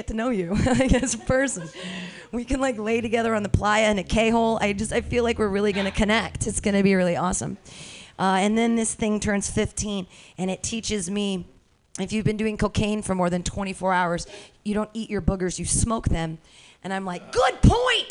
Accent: United States; I'm an American

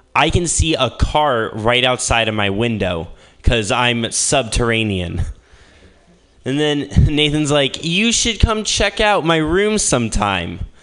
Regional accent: Midwest, United States; moved away as an adult; now in Berkeley, United States; I'm from the Midwest

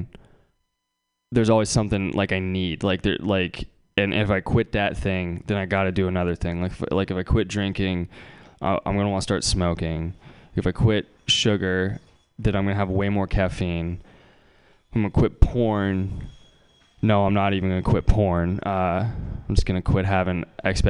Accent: Bay Area, California, United States; I'm from the Bay Area

